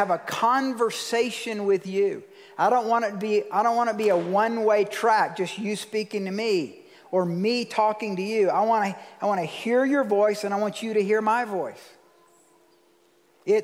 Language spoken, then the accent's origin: English; Georgia, United States; I'm from Georgia